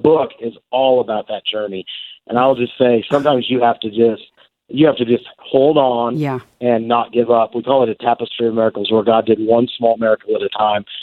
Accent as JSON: {"language": "English", "town": "Lewiston", "region": "Idaho", "country": "United States", "tie": "born or raised there", "also_born_or_lived": "Kirkland, Washington / Missouri", "moved": "as an adult", "lives_now": "Oregon, United States", "said": "I grew up in the Northwest, in Lewiston, Idaho, from my junior high and high school years"}